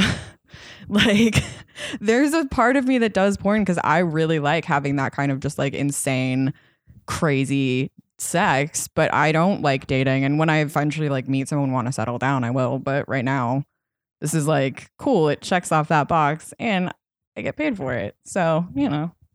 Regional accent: outside of Boulder, Colorado, United States; moved away; I grew up outside of Boulder, which is pretty liberal

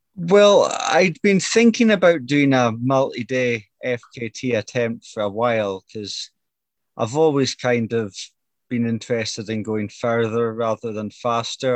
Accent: Brora, Scotland, United Kingdom; I come from Brora, which is just 60 mile north of Inverness

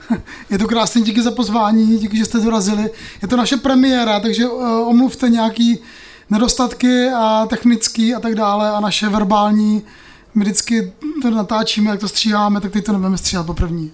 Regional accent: Moravia, Czechia; my jsme vlastně z Moravy

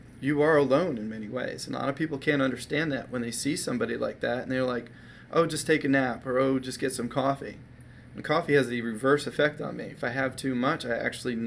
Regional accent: Maryland, United States; I grew up in my adolescent years, I grew up in Maryland

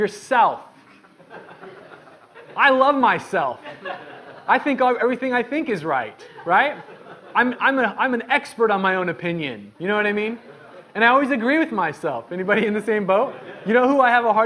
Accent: Medford, United States; growing up in Medford

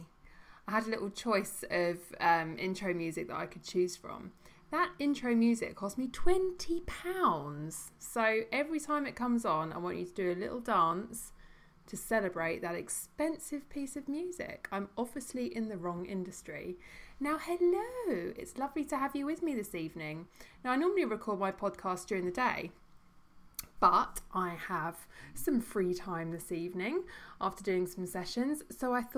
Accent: United Kingdom; as British people

